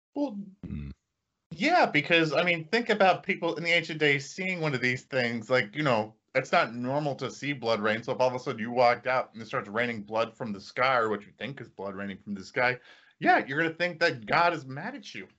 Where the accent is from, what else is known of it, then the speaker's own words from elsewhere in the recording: Indiana, United States; we're from Indiana